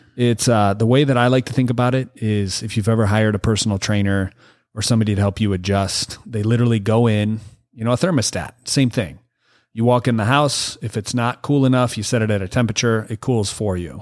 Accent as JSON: {"language": "English", "region": "Michigan", "country": "United States", "moved": "yes", "lives_now": "California, United States", "said": "I'm from Michigan."}